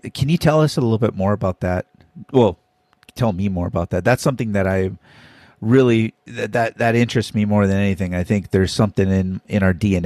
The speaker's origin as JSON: {"language": "English", "region": "Hawaii", "country": "United States", "also_born_or_lived": "Minnesota", "said": "I'm from Hawaii"}